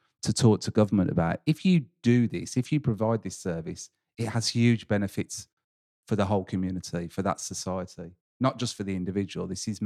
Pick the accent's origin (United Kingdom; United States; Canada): United Kingdom; England; a tradition of being English